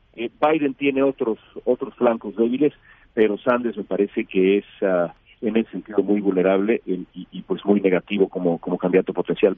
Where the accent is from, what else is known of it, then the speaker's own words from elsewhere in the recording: Mexico; como periodista mexicano